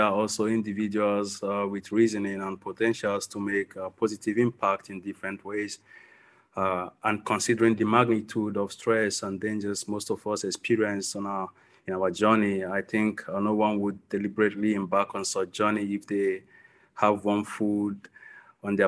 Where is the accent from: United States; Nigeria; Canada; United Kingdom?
Nigeria; moved away as an adult; I'm from Nigeria